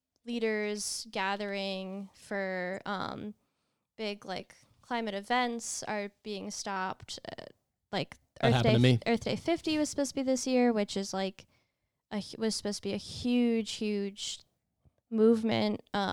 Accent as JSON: {"language": "English", "region": "New York", "country": "United States", "said": "New York, baby."}